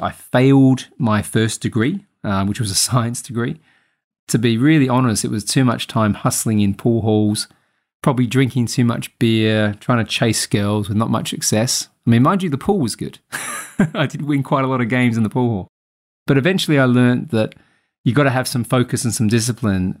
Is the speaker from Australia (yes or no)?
yes; Adelaide, South Australia, Australia; moved away as an adult; also born or lived in Sydney; Adelaide, my hometown